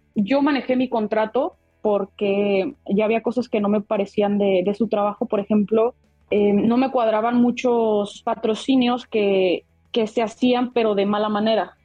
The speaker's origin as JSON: {"language": "Spanish", "country": "Mexico", "said": "como mexicanos estamos muy acostumbrados a que nosotros resolvemos nuestras cosas solos"}